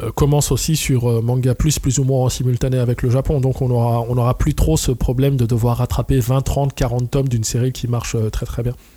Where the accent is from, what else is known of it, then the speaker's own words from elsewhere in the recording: Trappes, Île-de-France, France; la ville d'où je viens, de Trappes, donc dans les Yvelines